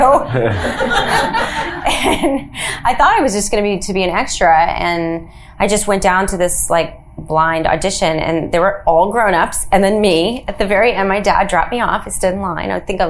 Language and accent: English; Nashville, Tennessee, United States; moved away; also born or lived in New Orleans, Louisiana; I grew up in Nashville, Tennessee